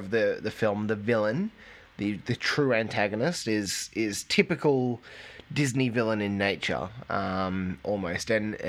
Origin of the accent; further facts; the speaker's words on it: England, United Kingdom; now in Australia; I grew up in England